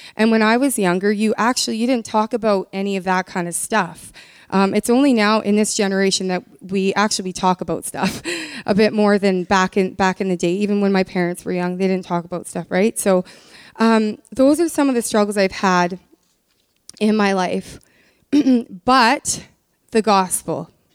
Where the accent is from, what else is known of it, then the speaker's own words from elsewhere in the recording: Canada; I've been born and raised in Canada